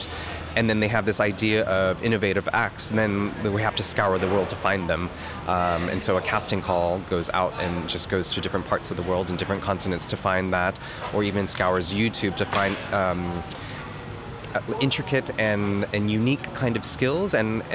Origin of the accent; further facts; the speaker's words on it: San Diego, California, United States; I'm from San Diego, California